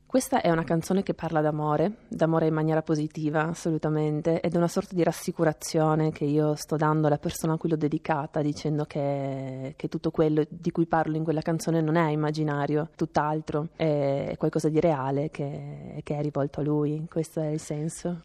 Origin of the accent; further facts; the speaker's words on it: Trieste, Friuli-Venezia Giulia, Italy; moved away as an adult; now in Rome, Italy; io sono di Trieste, quindi mi sono trasferita a Roma